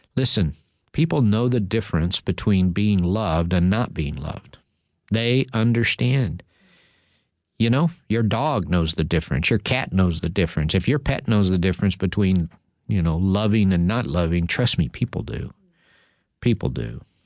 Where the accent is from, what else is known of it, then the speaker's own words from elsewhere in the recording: Texas, United States; growing up in Texas